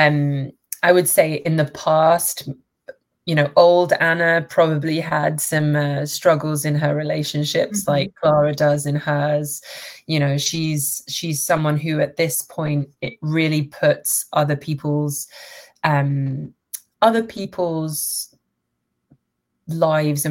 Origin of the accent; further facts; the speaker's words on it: London, United Kingdom; also born or lived in Manchester / Toronto; I'm from London. I was born in Manchester, but I grew up in London